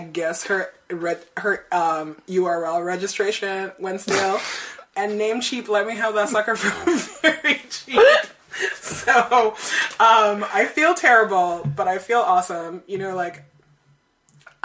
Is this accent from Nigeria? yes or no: yes; Nigeria; moved away; When I was growing up in Nigeria